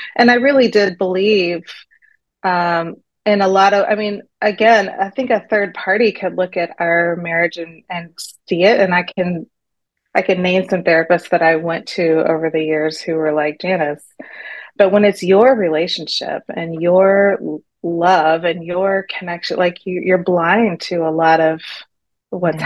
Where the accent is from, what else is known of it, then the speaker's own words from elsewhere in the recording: Texas, United States; moved away as an adult; also born or lived in New York City; now in Shanghai, China; I'm from Texas